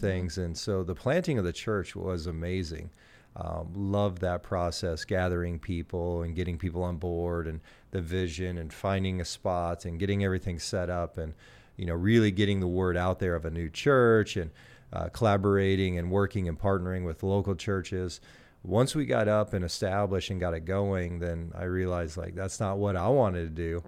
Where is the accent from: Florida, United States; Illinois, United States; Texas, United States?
Illinois, United States; Gillespie; moved away as an adult; also born or lived in Canada; now in Greenville, United States; I grew up in Gillespie